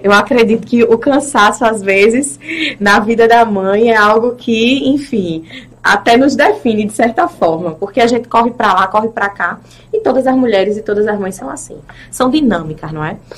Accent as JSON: {"language": "Portuguese", "town": "Itambé", "region": "Pernambuco", "country": "Brazil", "tie": "born or raised there", "also_born_or_lived": "Recife"}